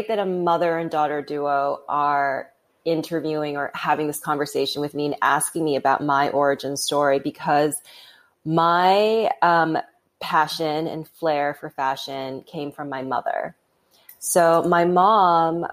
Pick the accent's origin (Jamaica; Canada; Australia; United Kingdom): Canada; Vancouver, British Columbia; now in United States; I grew up in Vancouver, Canada, you know, like it's a beautiful city